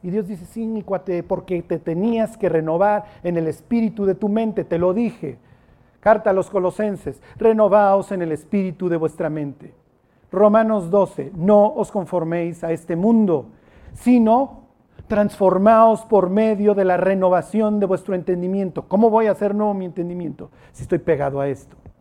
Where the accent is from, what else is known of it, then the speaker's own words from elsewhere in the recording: Mexico; Soy mexicano siglo XXI.